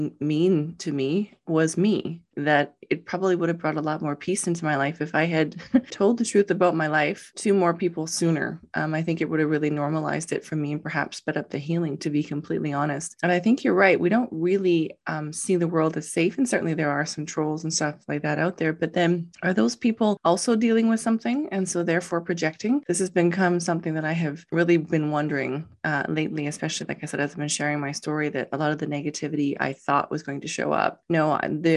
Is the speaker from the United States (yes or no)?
no; Canada; I'm from Canada